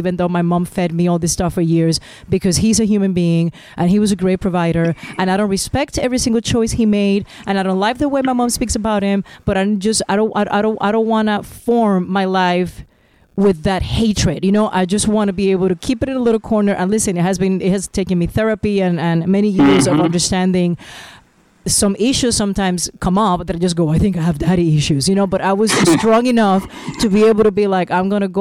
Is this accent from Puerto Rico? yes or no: yes; Puerto Rico; I'm from Puerto Rico, and we're four children.